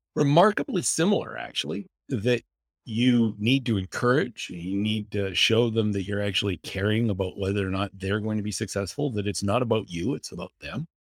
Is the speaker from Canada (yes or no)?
yes; West Coast of Canada, British Columbia, Canada; now in Boone, United States; I grew up in the West Coast of Canada. I went to the University